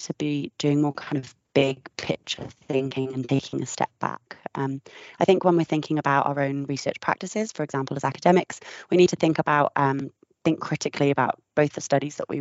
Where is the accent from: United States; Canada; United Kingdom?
United Kingdom; now in Australia; I'm visiting from Australia at the moment and it's been 3 years since I've been home